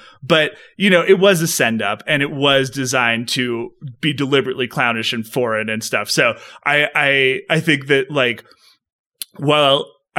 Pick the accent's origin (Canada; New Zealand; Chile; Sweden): Chile; I grew up in Latin America. I grew up in Chile. My dad was a mining engineer there. And so I grew up speaking Spanish.